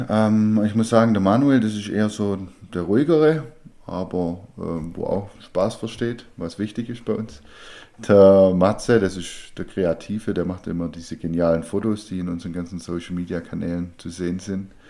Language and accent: German; Baden-Württemberg, Germany; Ja, als Schwabe äh, kauft man keine Spätzle, sondern macht sie selber.